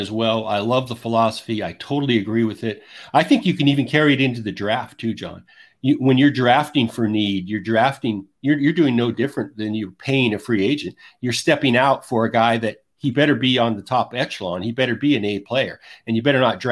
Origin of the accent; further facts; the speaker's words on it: the West, United States; I grew up in the West